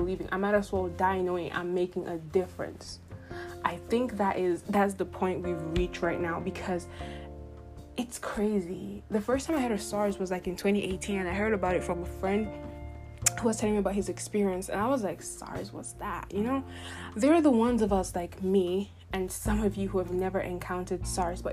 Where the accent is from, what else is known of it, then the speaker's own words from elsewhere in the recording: Nigeria; being a Nigerian.